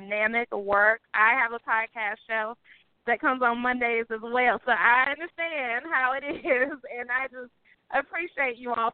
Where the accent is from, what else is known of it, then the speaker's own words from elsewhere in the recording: Greensboro, North Carolina, United States; Greensboro, North Carolina, my hometown